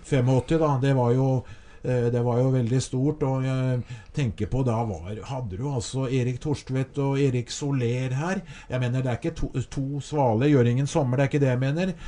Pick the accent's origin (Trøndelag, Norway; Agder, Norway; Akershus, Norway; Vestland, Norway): Akershus, Norway; Skedsmo; ungdomsskolen hjemme i Skedsmo